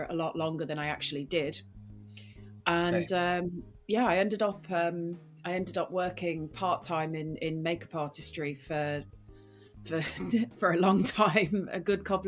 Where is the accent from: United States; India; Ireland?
Ireland; Rathbarry, Munster; moved away as an adult; also born or lived in Dublin / Britain; now in United Kingdom; I'm from West Cork